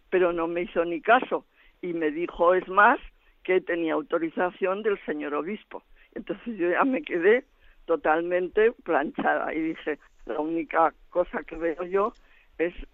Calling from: Zaragoza, Aragon, Spain; de Zaragoza

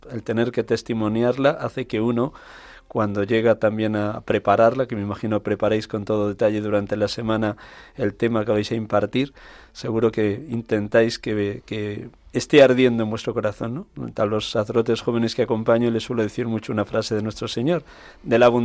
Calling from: Linares, Andalusia, Spain; … desde Linares, Jaén. Viva Jaén.

